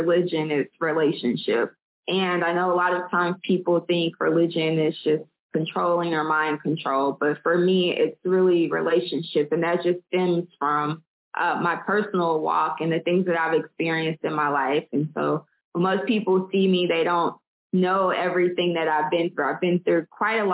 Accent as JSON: {"language": "English", "town": "Little Rock", "region": "Arkansas", "country": "United States", "moved": "yes", "lives_now": "Birmingham, United States", "said": "I'm originally from Little Rock, Arkansas, and I'm currently in Birmingham, Alabama"}